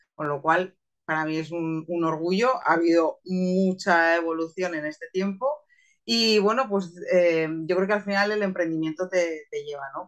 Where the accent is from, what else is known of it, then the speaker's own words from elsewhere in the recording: Zaragoza, Aragon, Spain; soy una maña, soy de Zaragoza